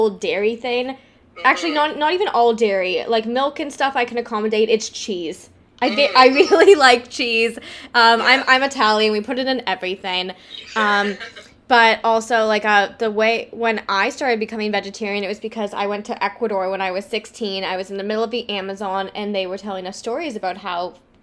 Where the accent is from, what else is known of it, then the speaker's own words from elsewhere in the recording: Cambridge, Ontario, Canada; I'm from around Cambridge